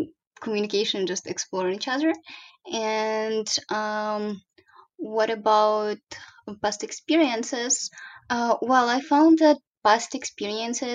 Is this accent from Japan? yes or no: no; Ukraine; now in Korea; I grew up in Ukraine